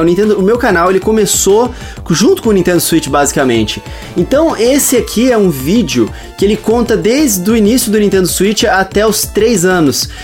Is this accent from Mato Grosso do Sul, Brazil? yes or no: yes; Campo Grande, Mato Grosso do Sul, Brazil; eu sou de Campo Grande, Mato Grosso do Sul